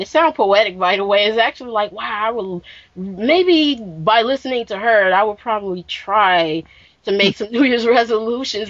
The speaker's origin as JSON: {"language": "English", "region": "Midwest", "country": "United States", "said": "I am from the Midwest"}